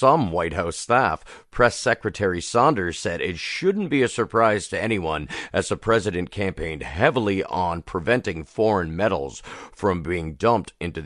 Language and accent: English; Canada; as a Canadian